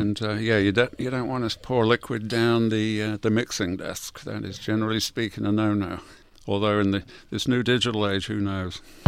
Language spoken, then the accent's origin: English; England, United Kingdom; moved away; I'm from England.